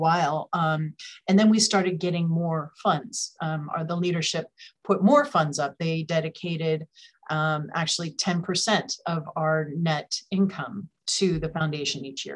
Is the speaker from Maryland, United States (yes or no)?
no; San Francisco, California, United States; this is my hometown. I'm based here in San Francisco in the Bay Area